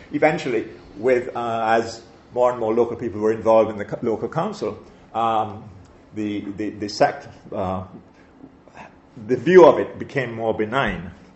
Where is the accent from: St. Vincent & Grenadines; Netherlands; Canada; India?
St. Vincent & Grenadines; growing up in St. Vincent as I did, I attended, I attended her dame school